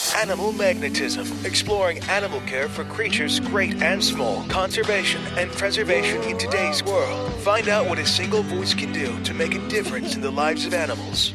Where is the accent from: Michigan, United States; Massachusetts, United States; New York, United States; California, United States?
California, United States; Pomona; growing up in Pomona